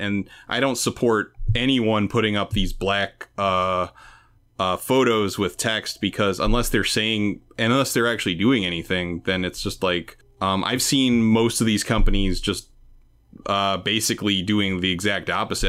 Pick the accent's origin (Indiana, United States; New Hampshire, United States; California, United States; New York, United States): New York, United States; New York City; I'm from the East Village, so I'm from, like, very poor part of Manhattan